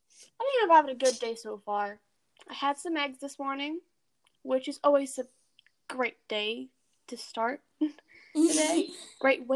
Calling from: Georgia, United States; I'm in Georgia, actually.

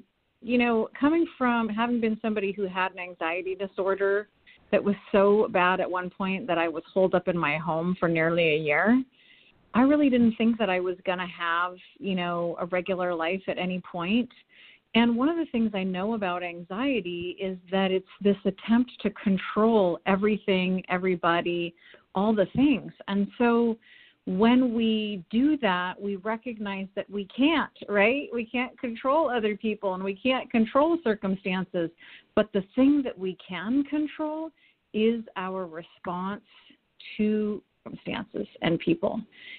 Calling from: Portland, Oregon, United States; I'm here from Portland, Oregon.

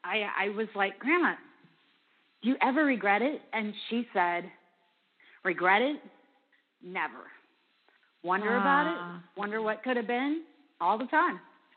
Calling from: Goodlettsville, Tennessee, United States; I am actually calling from right outside of Nashville. It's a suburb called Goodlettsville, Tennessee.

